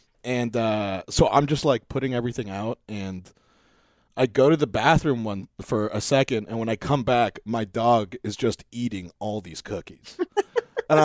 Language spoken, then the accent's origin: English; North Hollywood, California, United States; Because I grew up in North Hollywood. And I remember one time my dog got out and she like they found her in Canyon Country.